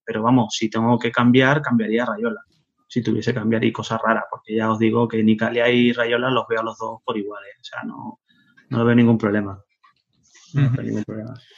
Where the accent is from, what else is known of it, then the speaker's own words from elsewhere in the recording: Tenerife, Canary Islands, Spain; also born or lived in Netherlands / Zaragoza; Nací en Holanda, eh, fue un 24 de marzo de, 1974 y me crié en Tenerife